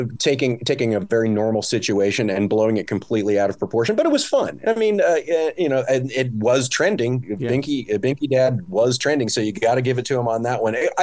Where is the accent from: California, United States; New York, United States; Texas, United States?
California, United States; moved away; I'm originally from California